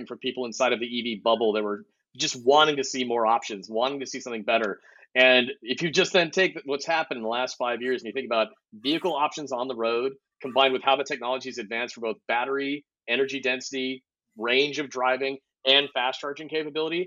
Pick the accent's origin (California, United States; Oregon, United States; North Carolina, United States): California, United States; Lancaster; also born or lived in Palmdale, California; now in Austin, United States; I grew up in Lancaster, Palmdale.